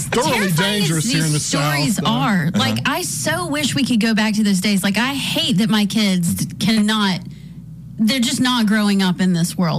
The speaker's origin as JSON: {"language": "English", "region": "Tennessee", "country": "United States", "tie": "born or raised there", "said": "I grew up in East Tennessee."}